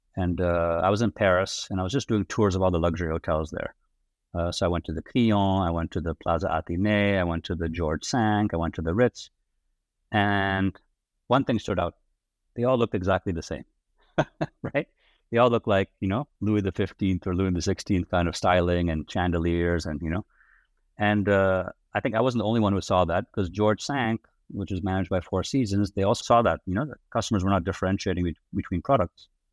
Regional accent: outside of Amsterdam, North Holland, Netherlands; accent: American; moved away as an adult; also born or lived in United States / New York; I was, uh, born and raised in, uh, the Netherlands, outside of Amsterdam.

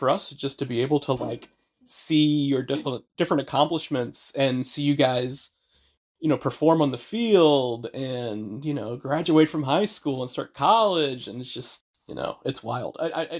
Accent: Midwest, United States; also born or lived in California; now in New England, United States; I grew up in the Midwest

